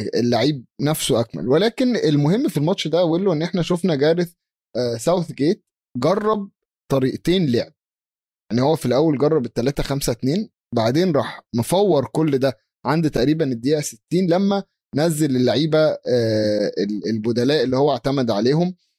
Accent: Egypt

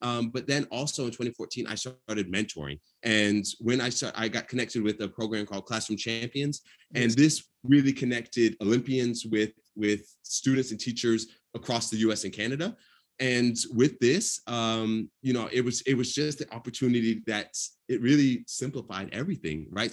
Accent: Atlanta, Georgia, United States; I'm from Atlanta

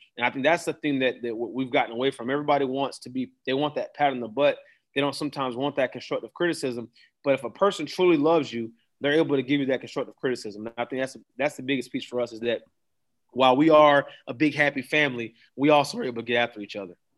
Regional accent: Daytona Beach, Florida, United States; moved away; I'm from Daytona

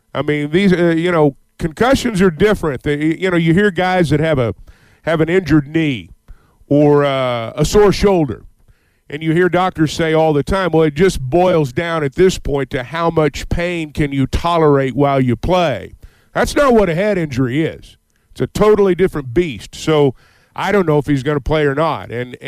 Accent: Sardis, Mississippi, United States; I grew up in Sardis, and, I think it's a big game for him.

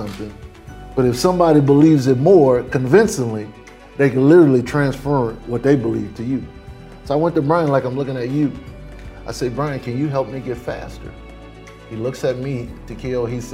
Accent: New Orleans, Louisiana, United States; I grew up in Holly Grove, same area, Lil Wayne, all of us from the same

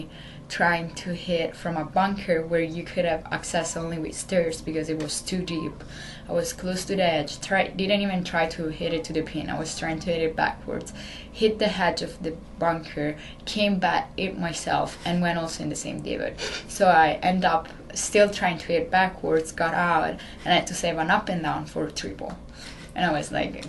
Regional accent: Italy; English is a second language; moved away as an adult; now in Maryland, United States; I'm traveling with the Italian national team since I was 12.

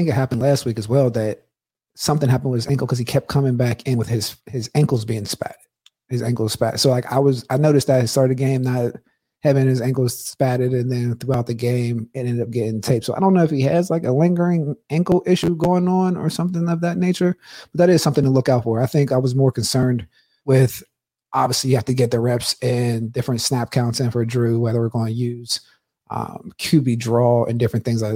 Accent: Pittsburgh, Pennsylvania, United States; growing up in Pittsburgh

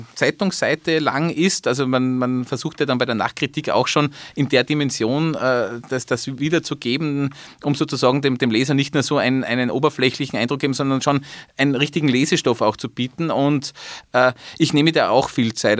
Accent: Salzburg, Austria; als Salzburger

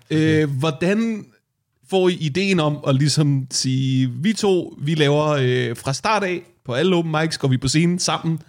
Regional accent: Værløse, Capital Region of Denmark, Denmark; jeg voksede op i Værløs, jeg voksede op lige uden for København

